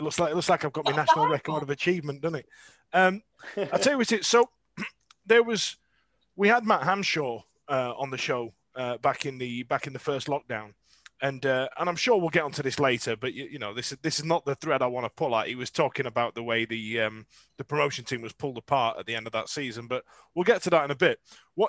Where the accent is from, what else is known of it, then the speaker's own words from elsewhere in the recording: Rotherham, Yorkshire and the Humber, United Kingdom; I grew up in Rotherham. I like Rotherham.